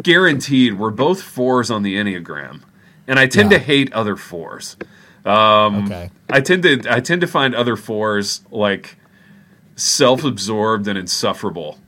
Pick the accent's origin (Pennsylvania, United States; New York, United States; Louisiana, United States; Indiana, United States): Indiana, United States; now in Jackson, United States; I'm from Indiana.